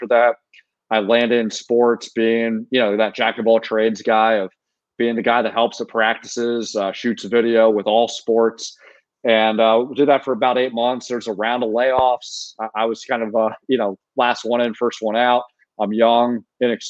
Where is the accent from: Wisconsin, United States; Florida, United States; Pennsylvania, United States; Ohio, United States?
Pennsylvania, United States; York; moved away as an adult; also born or lived in Syracuse, New York / Los Angeles, California; my hometown paper at the York Daily Record in York, Pennsylvania